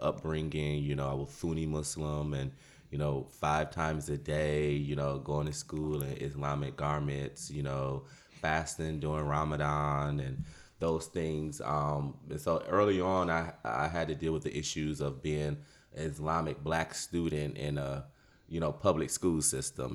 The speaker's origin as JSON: {"language": "English", "town": "Detroit", "region": "Michigan", "country": "United States", "tie": "born or raised there", "moved": "yes", "lives_now": "Austin, United States", "said": "born and raised in Detroit, Michigan"}